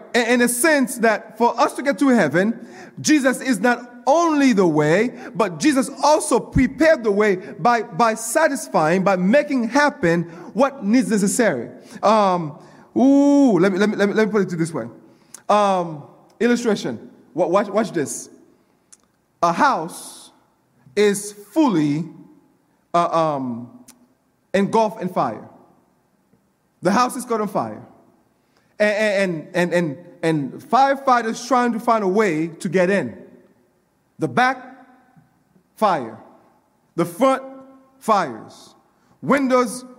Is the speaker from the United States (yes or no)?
yes; Coral Springs, Florida, United States; I grew up in Coral Springs